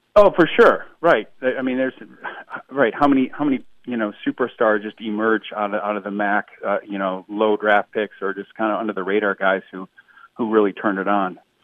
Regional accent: Toledo, Ohio, United States; I grew up in Toledo, Ohio

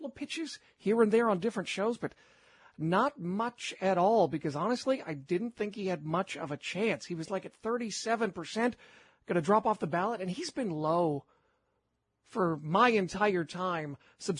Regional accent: Portland, Oregon, United States; I grew up in Portland

